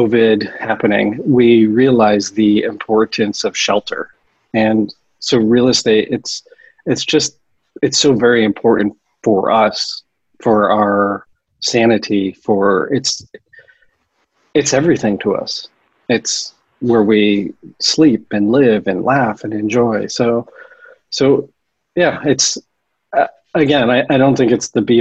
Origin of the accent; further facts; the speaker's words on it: Connecticut, United States; moved away as an adult; now in San Francisco, United States; I grew up in Connecticut